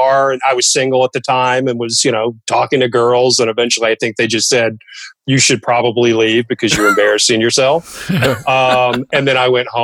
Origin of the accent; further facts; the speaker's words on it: Ashland, Kentucky, United States; I grew up in the foothills of the Appalachian Mountains, a little town called Ashland, which is about 5 miles west of West Virginia. Kind of born and raised there